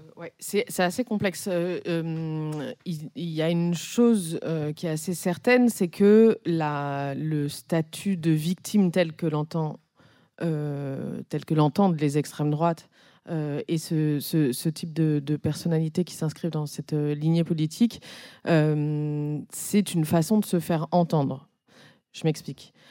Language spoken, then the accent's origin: French; Corsica, France; now in Paris, France; chez moi, en Corse